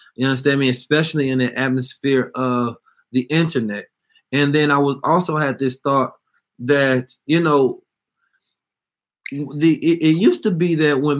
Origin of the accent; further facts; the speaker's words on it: California, United States; And so I'm from the Bay, of course.